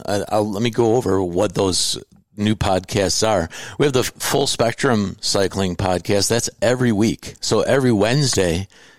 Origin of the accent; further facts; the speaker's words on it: Indiana, United States; born there; I was born in Indiana as well